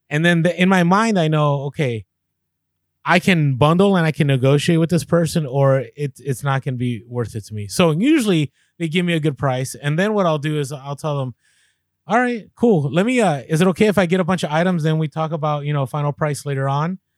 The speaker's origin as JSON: {"language": "English", "town": "San Diego", "region": "California", "country": "United States", "said": "I am from San Diego, though."}